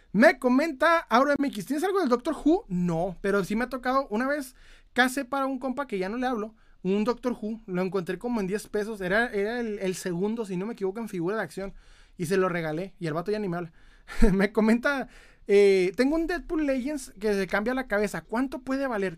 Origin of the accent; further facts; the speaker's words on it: Ciudad Juárez, Chihuahua, Mexico; Soy de Ciudad Juárez, Chihuahua.